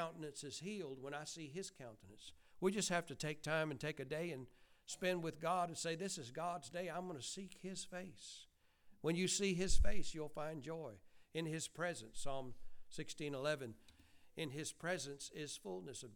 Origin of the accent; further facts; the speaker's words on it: Bowden, Georgia, United States; We are from Georgia